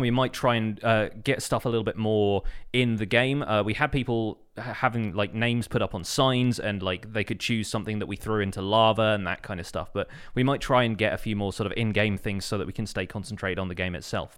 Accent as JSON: {"language": "English", "country": "United Kingdom", "said": "I'm British"}